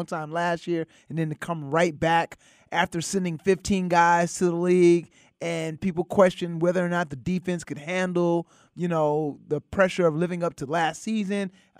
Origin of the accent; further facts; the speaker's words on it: United States; "Well, originally California or Connecticut," and then I lived in California